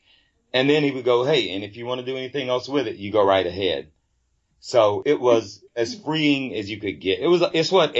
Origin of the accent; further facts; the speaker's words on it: Fayetteville, United States; moved away; when I was a little kid growing up in the South, down in Fayetteville